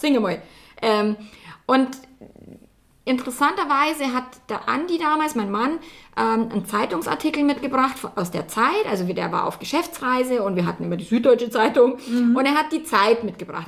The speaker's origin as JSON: {"language": "German", "region": "Bavaria", "country": "Germany", "accent": "Bavarian", "said": "wenn ich mein Bayerisch einfach reden darf"}